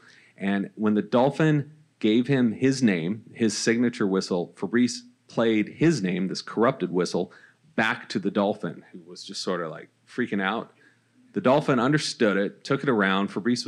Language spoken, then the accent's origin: English; California, United States; now in Los Angeles, United States; I grew up in Orange County.